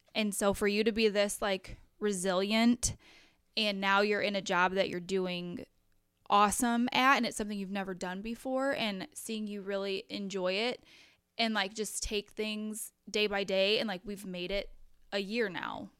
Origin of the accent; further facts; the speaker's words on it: Crystal City, Missouri, United States; I grew up in Crystal City